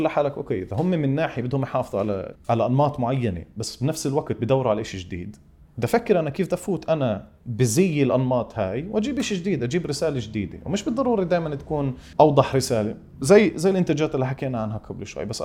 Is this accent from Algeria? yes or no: no; Palestine; طب ليش ليش الفيلم تبعي انا كفلسطيني لازم يتعرف كفيلم فلسطيني